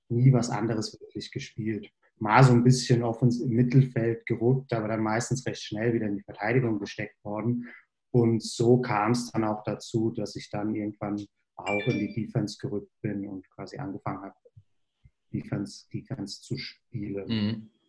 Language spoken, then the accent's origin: German; Bingen, Rhineland-Palatinate, Germany; ich komme grundsätzlich aus der Nähe, wo ihr auch her seid, quasi nicht aus Hessen, sondern aus Rheinland-Pfalz. Bin äh, in Bingen zur Schule gegangen